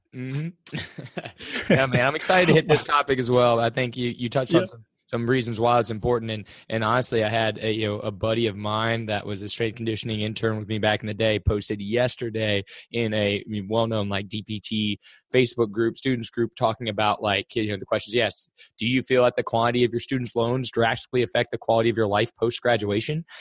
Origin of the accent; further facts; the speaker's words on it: Cincinnati, Ohio, United States; I'm from Cincinnati